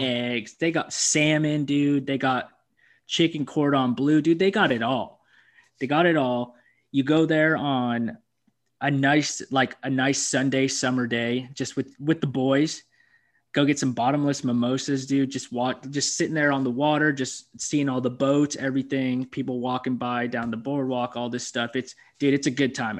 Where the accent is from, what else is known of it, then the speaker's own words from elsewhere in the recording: Aberdeen, United States; my hometown, Aberdeen